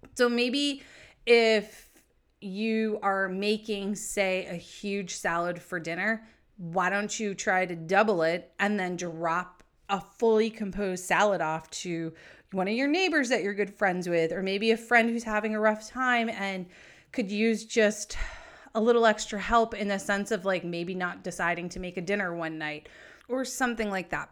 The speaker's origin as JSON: {"language": "English", "region": "New England", "country": "United States", "also_born_or_lived": "San Diego", "said": "I'm from New England"}